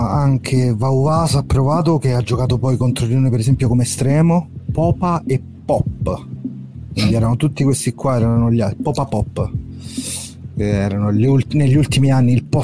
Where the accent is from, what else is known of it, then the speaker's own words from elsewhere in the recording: Veneto, Italy; io veneto eh